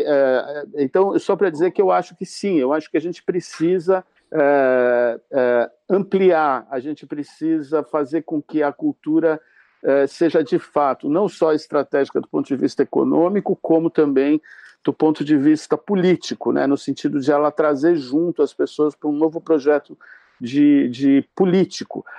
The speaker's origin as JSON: {"language": "Portuguese", "country": "Brazil", "said": "eu, como brasileiro"}